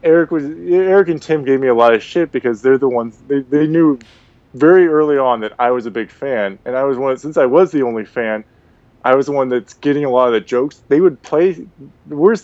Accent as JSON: {"language": "English", "town": "Portland", "region": "Oregon", "country": "United States", "also_born_or_lived": "Spokane, Washington", "moved": "as an adult", "lives_now": "Los Angeles, United States", "said": "I'm from Portland, Oregon"}